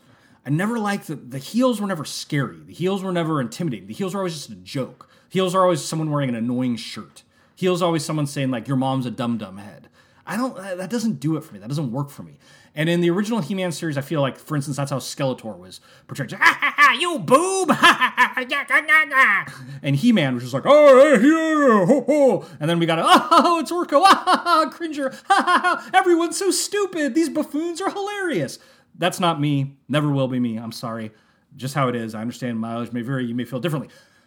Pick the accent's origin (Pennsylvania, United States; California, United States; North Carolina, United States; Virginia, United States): California, United States; San Francisco; But I was born in San Francisco, so I kind of feel myself, I feel that I am a mist creature at heart.